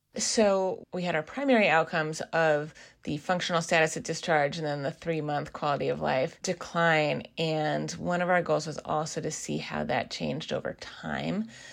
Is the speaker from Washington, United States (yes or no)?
yes; Seattle, Washington, United States; moved away as an adult; also born or lived in East Coast of the US; I am originally from the Seattle area